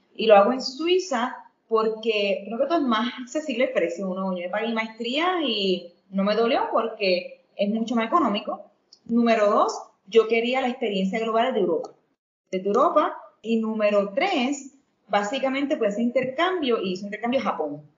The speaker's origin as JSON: {"language": "Spanish", "town": "Ponce", "country": "Puerto Rico", "tie": "born or raised there", "also_born_or_lived": "New York / Indonesia / Ecuador", "moved": "as an adult", "said": "yo soy ponceña, aclarar que soy ponceña ecuatoriana, pero si me explico ponceña primero por la razón de que me crié aquí"}